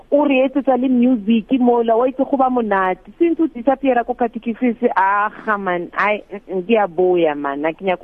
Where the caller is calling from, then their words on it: Namibia; I'm good. I'm calling from Namibia.